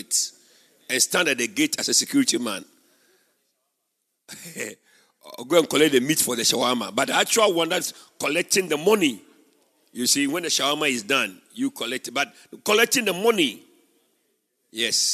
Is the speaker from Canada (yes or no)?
no; Winneba, Central Region, Ghana; moved away; I went to my hometown, Winneba